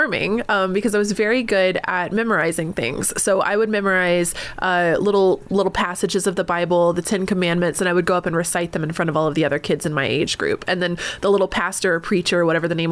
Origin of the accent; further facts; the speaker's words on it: North Carolina, United States; also born or lived in Texas; I was born in Texas, raised in North Carolina.